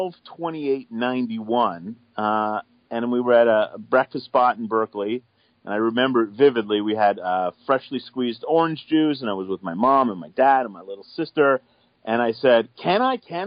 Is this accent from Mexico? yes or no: no; just outside of Toronto, Ontario, Canada; I'm a suburban kid. I grew up just outside of Toronto